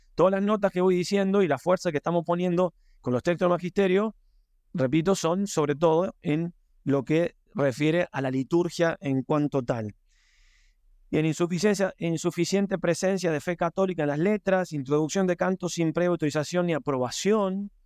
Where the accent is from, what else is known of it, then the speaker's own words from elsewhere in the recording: Argentina; moved away; yo también vengo de Argentina